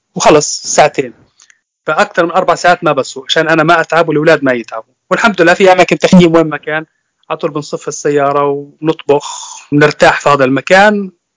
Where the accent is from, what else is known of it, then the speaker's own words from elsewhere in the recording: Nablus, West Bank, Palestine; moved away as an adult; now in Germany; أنا من فلسطين من مدينة نابلس طبعا طول عمري أنا عايش في فلسطين صار لي تقريبا ثلاث سنين مقيم في ألمانيا